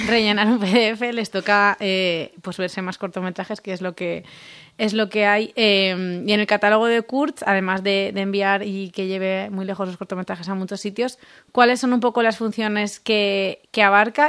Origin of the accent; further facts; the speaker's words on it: Rocafort, Valencian Community, Spain; es de mi pueblo.